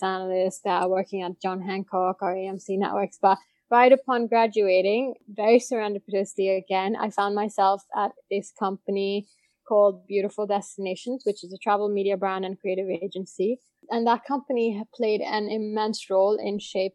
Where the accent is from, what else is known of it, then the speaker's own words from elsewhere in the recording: India; moved away as an adult; also born or lived in Boston / New York; I grew up in India up until undergrad